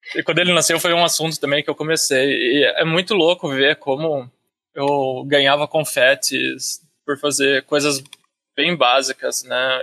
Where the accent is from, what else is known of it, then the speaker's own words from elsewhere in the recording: Campinas, São Paulo, Brazil; also born or lived in Pedreira; Eu sou de Campinas, interior, É tudo interior de São Paulo